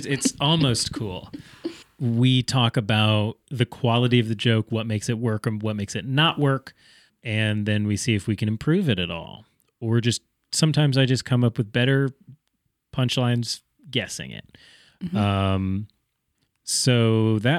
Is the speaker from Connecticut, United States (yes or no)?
yes; Connecticut, United States; accent: regular American; moved to Connecticut, which also doesn't have a particularly notable accent. And that's how you end up with me, who just has a regular American voice.